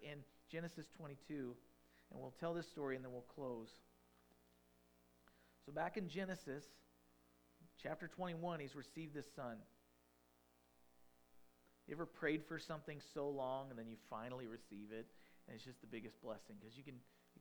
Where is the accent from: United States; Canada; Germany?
United States; Farmington; I'm a farm town boy. I grew up in Farmington